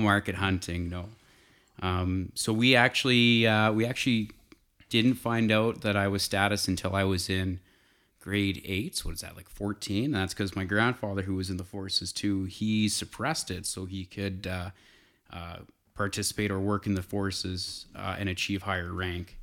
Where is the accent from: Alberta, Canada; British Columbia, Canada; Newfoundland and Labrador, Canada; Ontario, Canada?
Alberta, Canada; south of Calgary, Southern; also born or lived in Edmonton; I grew up in Southern Alberta, south of Calgary, by about an hour. So the Porcupine Hills is, is home to me